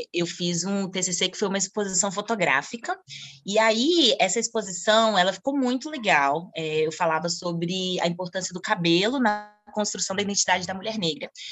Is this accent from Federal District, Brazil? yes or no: yes; Brasília, Federal District, Brazil; moved away as an adult; also born or lived in Argentina; now in Thailand; eu sou de Brasília